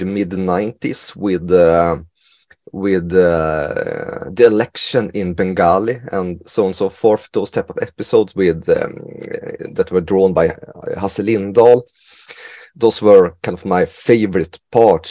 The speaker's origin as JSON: {"language": "English", "country": "Sweden", "tie": "born or raised there", "said": "I grew up in Sweden during the 80s and 90s"}